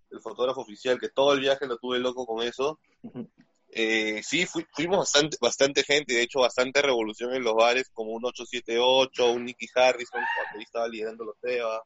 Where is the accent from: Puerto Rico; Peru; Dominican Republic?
Peru; como buen peruano